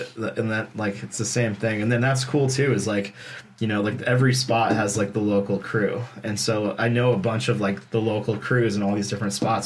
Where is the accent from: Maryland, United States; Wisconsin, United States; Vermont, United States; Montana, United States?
Vermont, United States; Burlington; growing up in Burlington